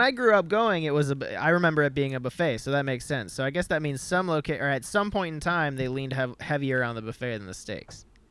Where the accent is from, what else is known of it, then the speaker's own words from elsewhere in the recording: Midwest, United States; grew up in the Midwest